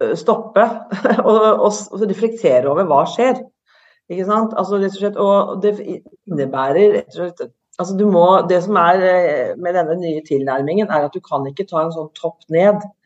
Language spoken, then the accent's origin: Norwegian; Norway; mine foreldre kom fra Italia, jeg er født og oppvokst i Norge